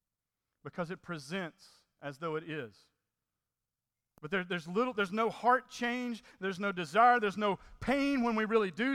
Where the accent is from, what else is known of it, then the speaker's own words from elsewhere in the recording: Mississippi, United States; moved away; I was from Mississippi